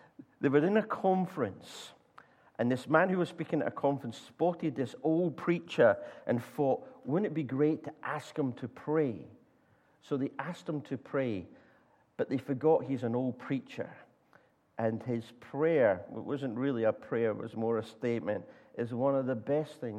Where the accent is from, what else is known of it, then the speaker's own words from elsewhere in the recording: Scotland, United Kingdom; I'm Scottish